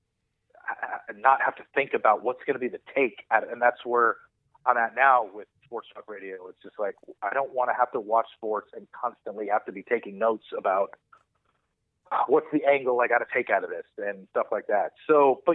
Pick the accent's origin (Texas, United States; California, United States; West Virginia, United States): California, United States; Southern; I grew up in Southern California